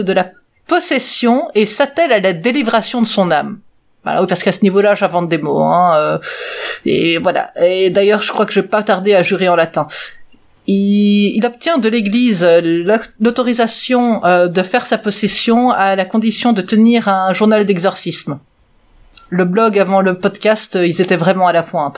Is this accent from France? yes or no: no; Belgium; je suis belge aussi